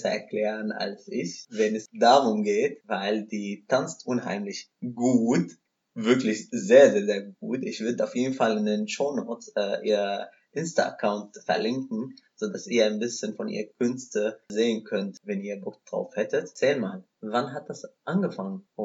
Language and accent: German; Syria; German is a second language; now in Germany; ich komme aus Syrien, ich bin Araber